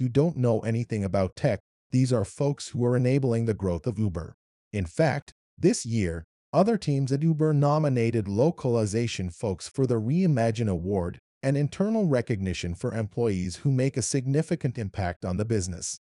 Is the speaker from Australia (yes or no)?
no; Kuwait; accent: Arabic; English is a second language; moved away as an adult; also born or lived in Iran / Wichita, Kansas; I'm from Iran, but moved to Kuwait when I was seven